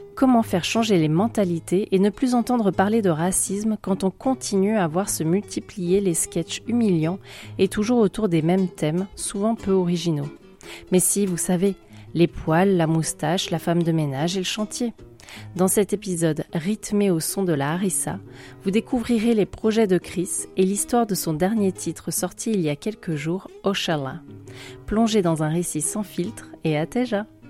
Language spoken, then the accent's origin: French; France; Je suis née en France, mais j'ai toujours eu la tête au Portugal